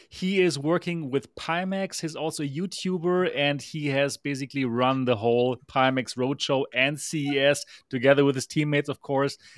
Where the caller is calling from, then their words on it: Taipei, Taiwan; I am the founder of MRTV and the host of the Next Dimension podcast. I'm here live from Taipei, Taiwan, where it is now like four o'clock in the morning